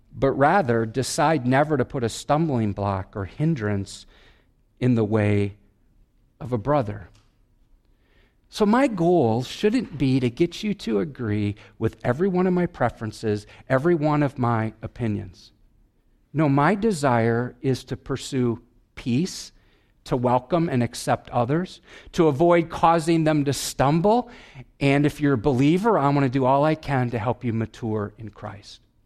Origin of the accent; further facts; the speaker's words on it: Wisconsin, United States; I'm from Wisconsin.